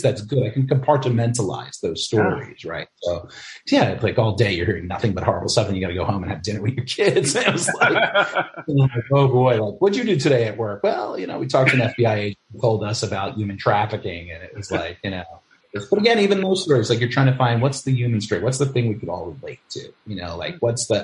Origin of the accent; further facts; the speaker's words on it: New York City, New York, United States; also born or lived in Albany, New York; I grew up in the Bronx with my grandmother and my mom and my aunts